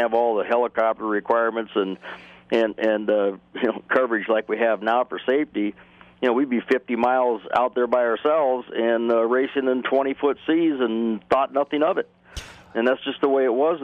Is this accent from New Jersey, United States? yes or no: no; California, United States; We obviously grew up racing pretty much on the West Coast in the Pacific Ocean